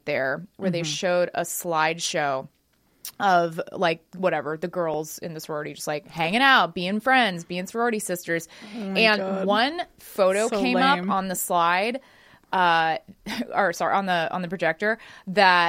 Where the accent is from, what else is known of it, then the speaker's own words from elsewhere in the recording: Dallas, Texas, United States; I grew up in Dallas